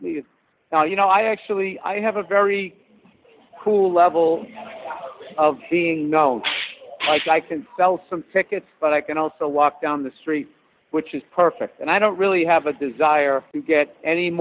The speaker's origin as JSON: {"language": "English", "region": "Massachusetts", "country": "United States", "tie": "born or raised there", "moved": "yes", "said": "I grew up in Massachusetts"}